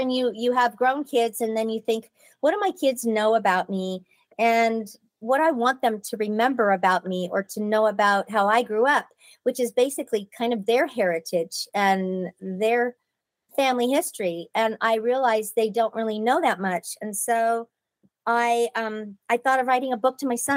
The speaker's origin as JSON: {"language": "English", "town": "Pasadena", "region": "California", "country": "United States", "tie": "born or raised there", "said": "I was born in Pasadena and it was great growing up there"}